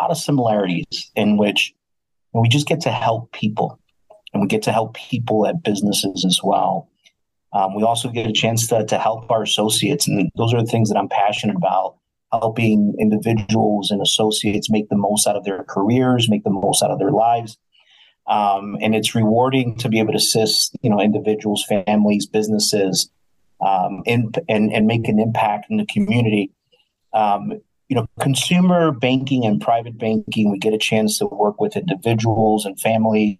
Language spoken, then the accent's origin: English; New Jersey, United States; moved away as an adult; also born or lived in Ohio / Florida / South America / Chicago; now in Wisconsin, United States; I was from the East Coast, born and raised in New Jersey